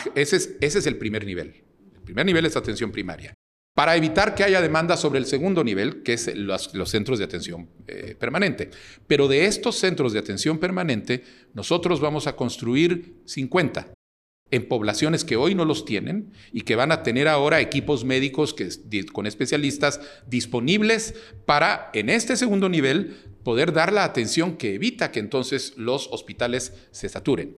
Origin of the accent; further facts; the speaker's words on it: Guatemala; also born or lived in Uruguay / Jerusalem, Israel / Netherlands; soy un guatemalteco de 64 años. Nací en Uruguay durante el exilio de mis padres. Eh, estudié en Guatemala el bachillerato